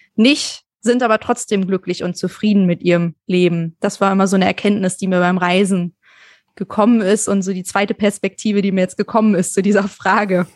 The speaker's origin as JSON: {"language": "German", "country": "Germany", "said": "wir uns als Deutsche"}